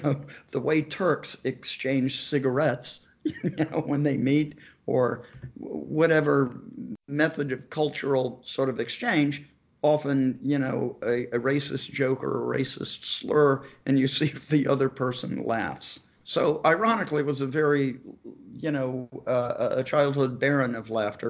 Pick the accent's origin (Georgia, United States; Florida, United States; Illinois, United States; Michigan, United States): Georgia, United States; Savannah; I grew up in Savannah, Georgia